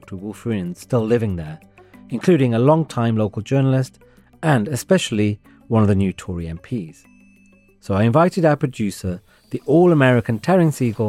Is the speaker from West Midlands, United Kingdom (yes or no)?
yes; Wolverhampton, West Midlands, United Kingdom; moved away; When I visited my hometown of Wolverhampton